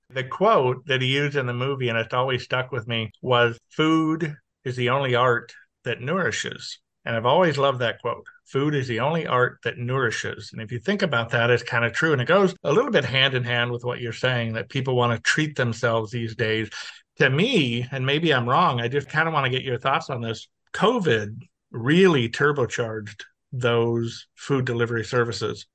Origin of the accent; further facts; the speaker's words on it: Los Angeles, California, United States; now in Texas, United States; I was born and raised in Los Angeles.